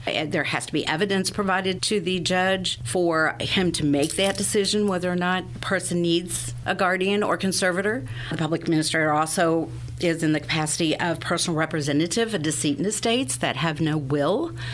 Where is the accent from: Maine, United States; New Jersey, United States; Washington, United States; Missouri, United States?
Missouri, United States; Sedalia; I am a native Sedalian. I was born and raised here in Sedalia